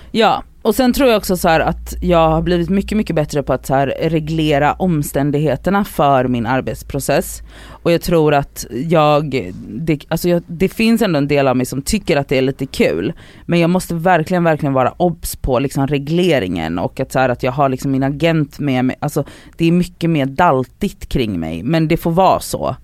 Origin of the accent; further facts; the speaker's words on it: Gothenburg, Västra Götaland, Sweden; moved away; när jag är hemma i Göteborg